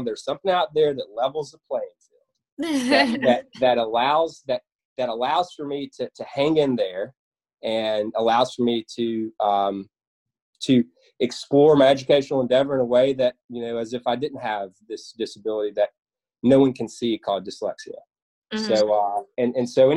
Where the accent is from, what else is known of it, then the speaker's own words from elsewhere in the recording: West Memphis, Arkansas, United States; also born or lived in Canton, Mississippi; I grew up in West Memphis, Arkansas, originally from Canton, Mississippi.